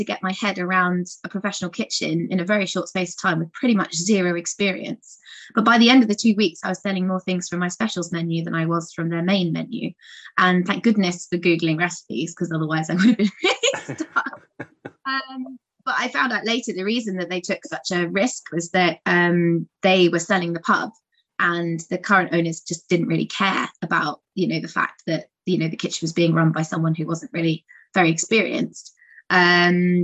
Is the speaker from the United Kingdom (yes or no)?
yes; Guildford, South East England, United Kingdom; also born or lived in London; I was born in Guildford, and I was brought up on a small holding